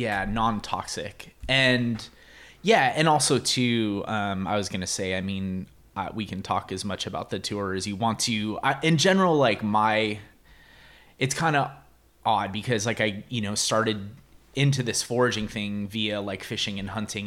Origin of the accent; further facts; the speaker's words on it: San Jose, California, United States; I grew up in the Bay Area